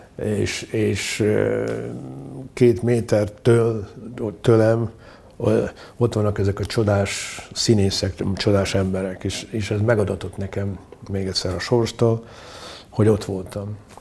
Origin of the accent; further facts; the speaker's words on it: Mukachevo, Zakarpattia Oblast, Ukraine; moved away as an adult; also born or lived in Uzhhorod; now in Budapest, Hungary; itt születtem, itt, itt éltem 29, 29 évet.